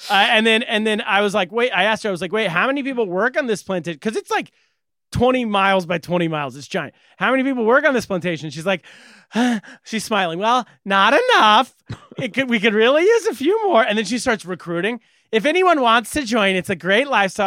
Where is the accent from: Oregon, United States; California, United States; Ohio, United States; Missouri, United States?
California, United States; I'm a Californian. I'm from California